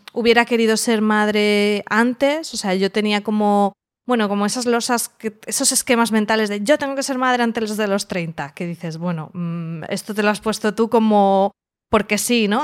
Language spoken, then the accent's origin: Spanish; Alicante, Valencian Community, Spain; vivo en Alicante, soy de Alicante